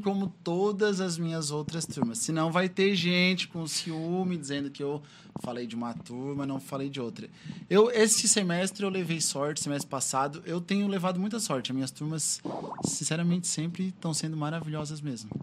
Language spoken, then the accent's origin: Portuguese; Criciúma, Santa Catarina, Brazil; also born or lived in Timbé do Sul, Santa Catarina; Com três anos eu já vim para cá. Então moro aqui em Criciúma já há bastante tempo